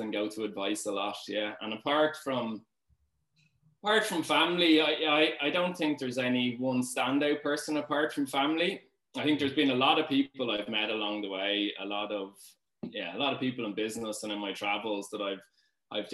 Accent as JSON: {"language": "English", "town": "Dublin", "region": "Leinster", "country": "Ireland", "tie": "born or raised there", "said": "I'm from Dean's Grange area, Dublin."}